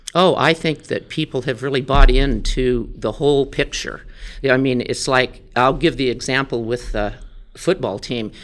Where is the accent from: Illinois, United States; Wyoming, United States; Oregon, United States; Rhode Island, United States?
Wyoming, United States; Dayton; I grew up in Dayton, Wyoming, so I'm a Tongue River Eagle.